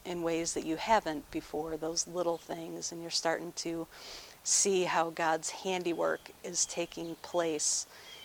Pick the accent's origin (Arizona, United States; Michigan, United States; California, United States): Michigan, United States; Farmington Hills; The house that I grew up in Farmington Hills, backed right up to a forest.